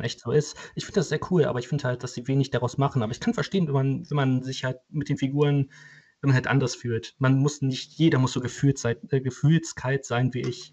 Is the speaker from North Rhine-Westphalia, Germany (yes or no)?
yes; Cologne, North Rhine-Westphalia, Germany; für mich als Kölner